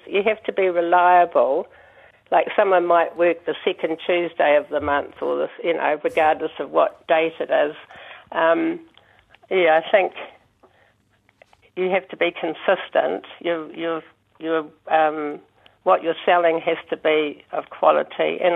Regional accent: Auckland, New Zealand; when I was young, growing up in Auckland, Dad used to fix our toys

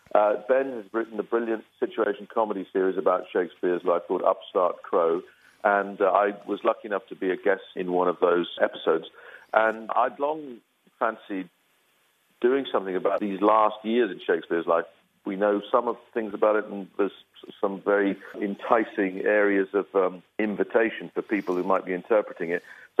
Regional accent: Belfast, Northern Ireland, United Kingdom; I'm from Belfast, Northern Ireland, and I remember being at home, our little council house, Protestant working class family

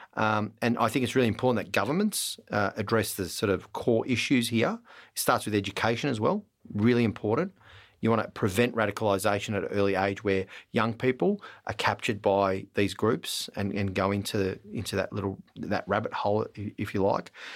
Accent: Melbourne, Victoria, Australia; I was born in Melbourne

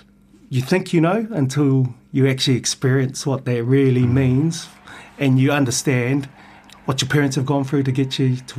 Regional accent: New Zealand; Being born and bred in New Zealand, you're brought up around New Zealand culture. Obviously, my parents are Samoan, so we had a lot of Samoan influence growing up.

